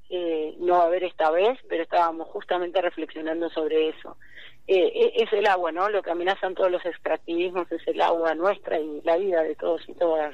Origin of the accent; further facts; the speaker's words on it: Pergamino, Buenos Aires Province, Argentina; yo soy de Tragamino